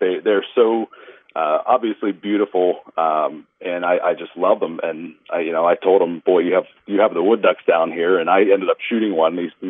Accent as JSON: {"language": "English", "region": "Central Pennsylvania", "country": "United States", "said": "I'm originally from Central Pennsylvania. Delta allows me to work remotely, so it's nice to be out here in the Atlantic Flyway and telecommuting to Bismarck, North Dakota."}